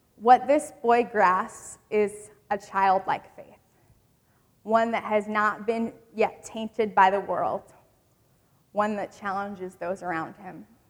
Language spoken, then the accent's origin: English; Michigan, United States; I grew up in Michigan